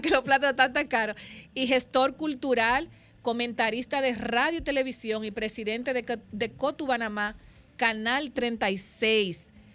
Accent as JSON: {"language": "Spanish", "country": "Dominican Republic", "said": "nosotros los dominicanos"}